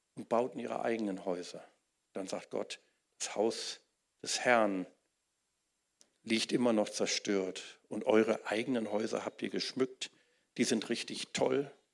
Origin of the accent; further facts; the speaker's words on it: Wuppertal, North Rhine-Westphalia, Germany; in Wuppertal, wo ich aufgewachsen bin